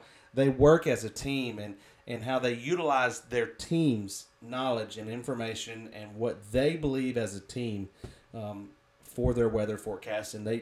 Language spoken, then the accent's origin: English; South Carolina, United States; we're from the South here in South Carolina